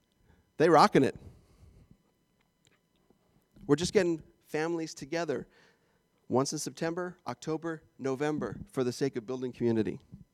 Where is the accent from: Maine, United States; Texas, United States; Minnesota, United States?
Minnesota, United States; That sounded like I was from Fargo, North Dakota just then. I was from Minnesota.